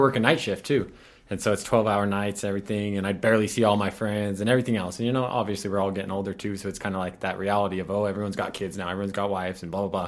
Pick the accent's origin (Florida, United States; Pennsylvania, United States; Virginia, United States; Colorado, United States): Colorado, United States; Pueblo County; I grew up out in the county